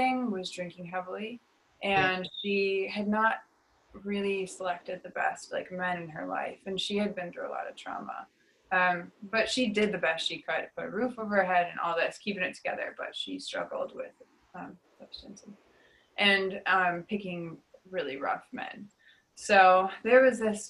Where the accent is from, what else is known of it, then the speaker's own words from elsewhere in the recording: Detroit, Michigan, United States; I was raised in Detroit